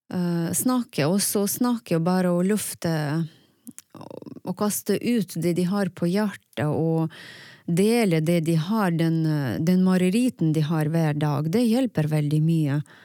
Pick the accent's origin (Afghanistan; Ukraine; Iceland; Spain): Ukraine; first language Russian; Norwegian is a second language; moved away as an adult; now in Tromsø, Norway; jeg kommer fra Ukraina for ni år siden